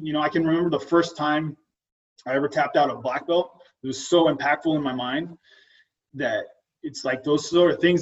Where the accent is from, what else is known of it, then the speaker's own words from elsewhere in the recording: Oregon, United States; I've lived in Oregon my whole life